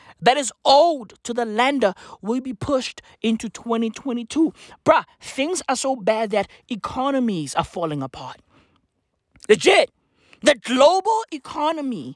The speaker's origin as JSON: {"language": "English", "country": "South Africa", "said": "as a South African"}